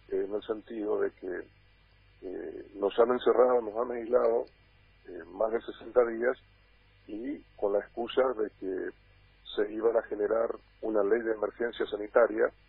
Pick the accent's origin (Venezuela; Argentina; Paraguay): Paraguay; Yo también estoy muy bien encerrado hace mucho tiempo acá en mi país.